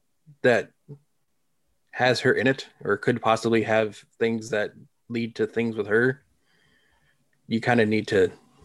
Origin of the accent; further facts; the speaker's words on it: Enfield, Connecticut, United States; moved away; I'm live up here, but I'm originally from Enfield.